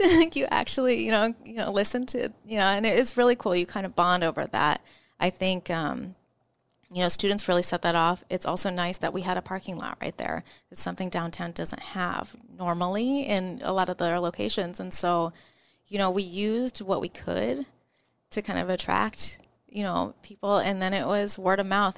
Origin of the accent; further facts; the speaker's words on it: Omaha, Nebraska, United States; I'm from Omaha, Nebraska